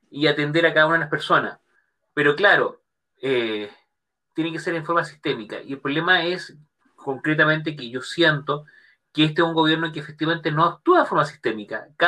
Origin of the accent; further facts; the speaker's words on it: Chile; donde está la clave única de cada uno de nosotros como chileno